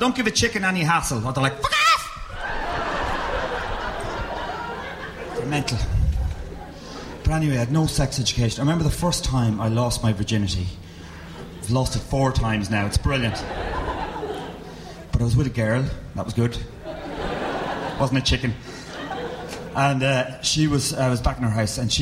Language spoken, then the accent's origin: English; Meath, Leinster, Ireland; moved away as an adult; also born or lived in Dublin; I'm from Meath, yeah. And I grew up in a farm